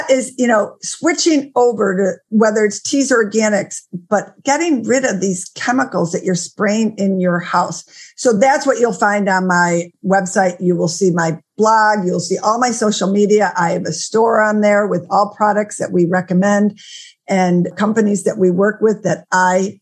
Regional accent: Buffalo, New York, United States; my hometown of Buffalo, New York

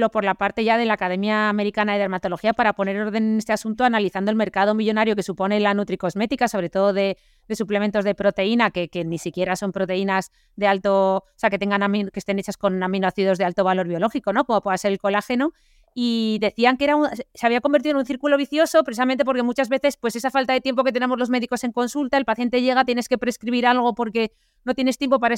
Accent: Aragon, Spain; nosotras somos aragonesas

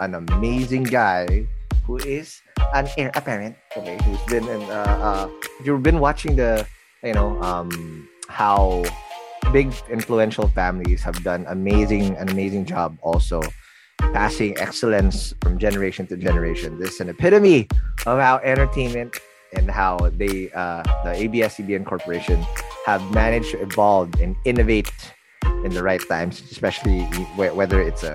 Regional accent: Quezon City, Metro Manila, Philippines; I grew up in the Kamuning Scout area. That's where I was born and raised.

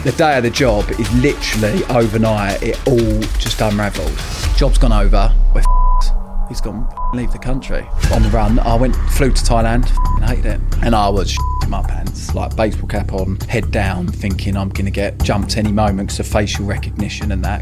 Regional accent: Epping, East of England, United Kingdom; also born or lived in Harlow; I was brought up in a little town, Epping, which is in Essex.

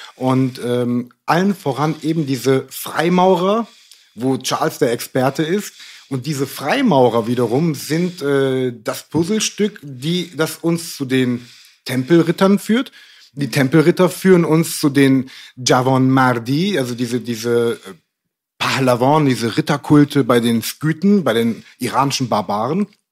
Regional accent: Cologne, North Rhine-Westphalia, Germany; da, wo ich herkomme, in Köln

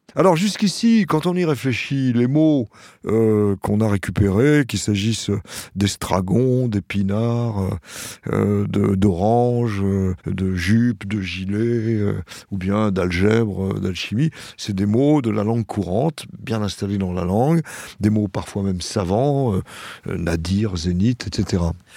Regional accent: Saint-Denis, Île-de-France, France; first language French, Arabic; je suis né à Saint-Denis

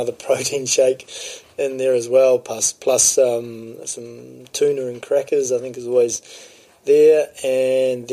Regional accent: Napier, Hawke's Bay, New Zealand; I came from Napier, my parents were there

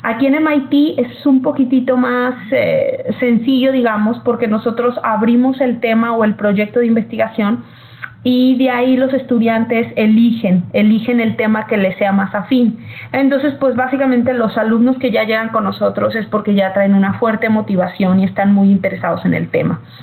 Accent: Mexico; moved away as an adult; now in United States; como mexicanos

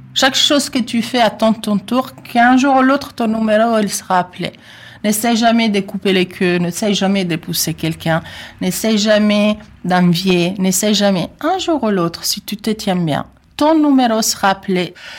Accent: Italy; French is a second language; moved away as an adult; now in France; j'ai un accent, oui, je suis italienne

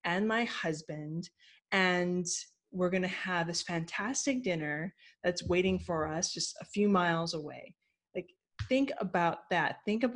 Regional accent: Hawaii, United States; I'm from Hawaii

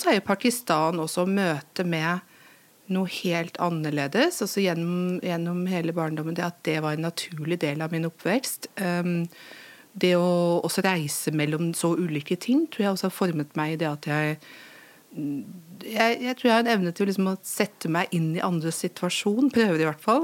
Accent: Lillehammer, Innlandet, Norway; du bærer alt dette med deg i din identitet som, som lillehamring

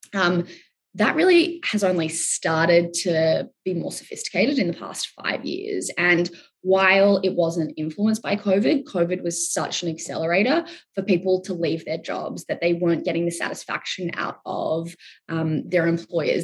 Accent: Australia; I'm Australian

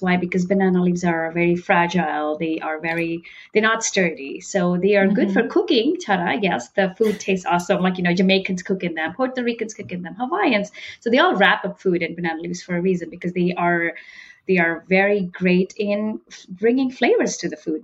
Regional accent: northern India, India; I was born and brought up in India. And while growing up in India, I belonged to the very northern part in India

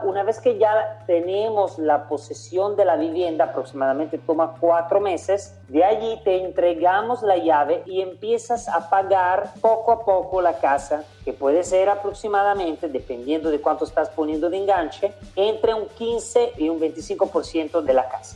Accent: Italy; also born or lived in Central America; now in Panama; Yo soy italiano, llevo años viviendo en Centroamérica

